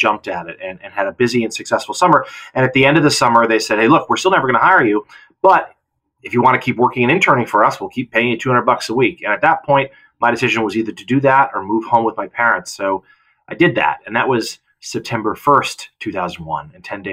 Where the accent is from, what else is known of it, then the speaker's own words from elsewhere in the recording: Lowell, Massachusetts, United States; Lowell, my hometown. It's in Lawrence, Massachusetts